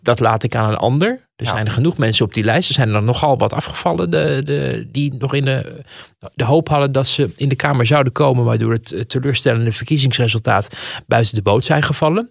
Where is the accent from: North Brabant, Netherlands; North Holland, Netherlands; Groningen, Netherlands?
North Holland, Netherlands; Amsterdam; Ik, ik ben ook geboren in Amsterdam. Geboren en getogen